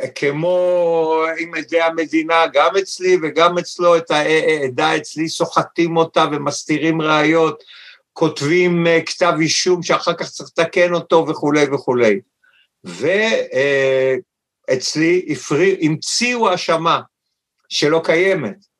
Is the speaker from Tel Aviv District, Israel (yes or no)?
yes; Tel Aviv, Tel Aviv District, Israel; אני חי בתל אביב כיפו כל ימיי, נולדתי ביפו